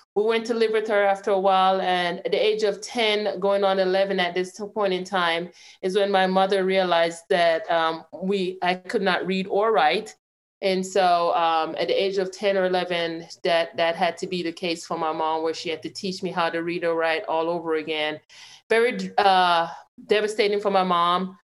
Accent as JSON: {"language": "English", "country": "Jamaica", "tie": "born or raised there", "moved": "yes", "lives_now": "Clarksville, United States", "said": "I have an accent. I I was born and raised in Jamaica"}